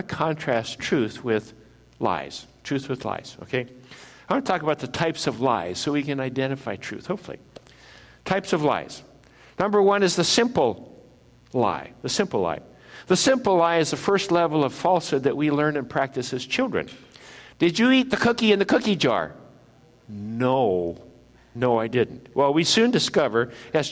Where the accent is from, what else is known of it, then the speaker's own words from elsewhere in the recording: Midwest, United States; I grew up in the Midwest